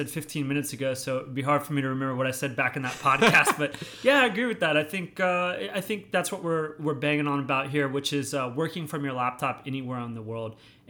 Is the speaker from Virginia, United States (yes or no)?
yes; Alexandria, Virginia, United States; I was born in Alexandria, Virginia.